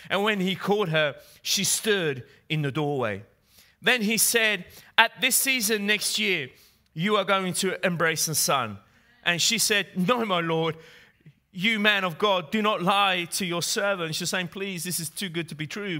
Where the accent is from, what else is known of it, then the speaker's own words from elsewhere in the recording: England, United Kingdom; accent: English; moved away as an adult; now in Italy; when I moved from England, from Great Britain, where I used to live, hence my English accent, to Italy